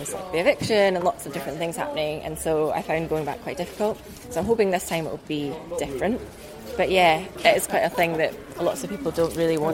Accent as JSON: {"language": "English", "town": "Edinburgh", "region": "Scotland", "country": "United Kingdom", "said": "I'm from Edinburgh, just outside of Edinburgh in Scotland"}